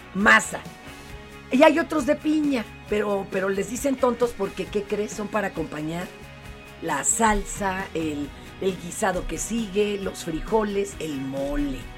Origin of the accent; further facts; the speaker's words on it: Mexico City, Mexico; nosotros los chilangos